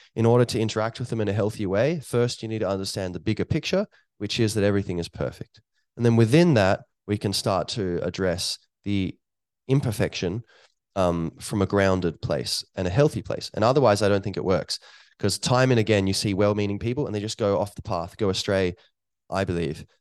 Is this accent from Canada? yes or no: no; Ireland; here where I am in Ireland